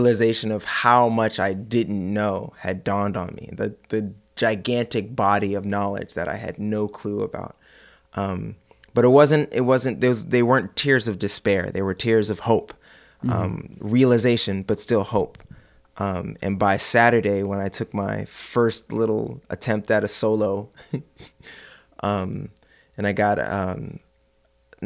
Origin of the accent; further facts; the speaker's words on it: Oakland, California, United States; moved away; also born or lived in Ohio; I grew up in Oakland, pretty much.